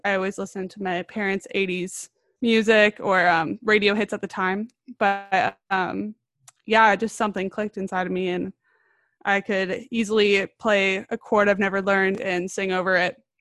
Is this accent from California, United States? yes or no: yes; Orange County, California, United States; I'm from Orange County, California